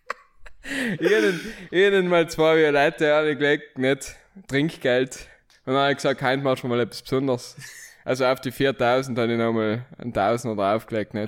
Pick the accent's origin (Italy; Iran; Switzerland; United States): Italy; Merano, Trentino-Alto Adige; moved away as an adult; now in Vienna, Austria; ich bin gebürtiger Meraner, aber von der schönen Seite von Meran